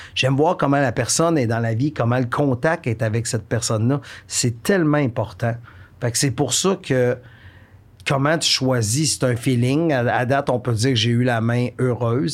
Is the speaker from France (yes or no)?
no; Warwick, Quebec, Canada; also born or lived in Victoriaville; je viens de la région des Bois-Francs, je suis natif de Warwick, euh, j'ai habité toute ma vie à Victoriaville